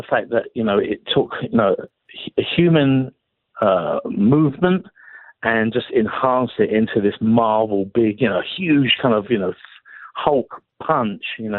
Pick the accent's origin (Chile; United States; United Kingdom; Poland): United Kingdom; England; being English